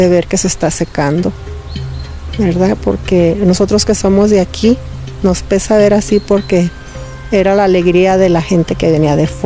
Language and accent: Spanish; Mazatlán, Sinaloa, Mexico; No soy de aquí, soy de Mazatlán, pero esto venía uno y estaba hermoso